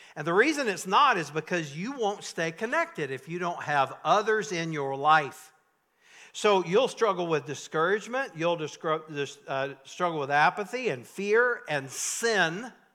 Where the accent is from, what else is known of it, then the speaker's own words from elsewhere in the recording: North Carolina, United States; I grew up in North Carolina in tobacco country